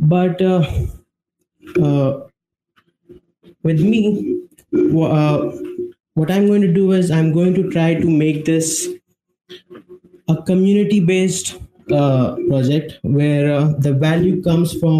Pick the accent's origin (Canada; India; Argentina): India; I'm from India